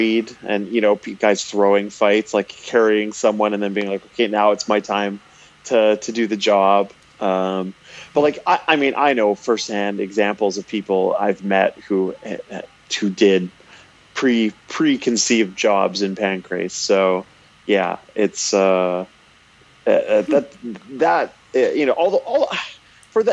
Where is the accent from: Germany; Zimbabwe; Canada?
Canada; I'm Canadian